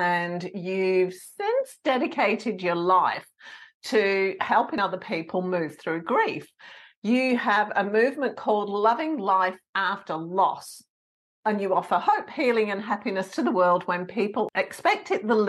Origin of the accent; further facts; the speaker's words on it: England, United Kingdom; I'm English.